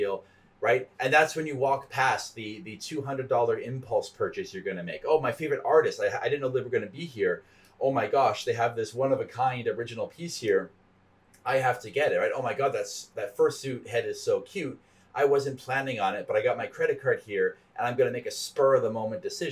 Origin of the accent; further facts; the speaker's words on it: Canada; I'm Canadian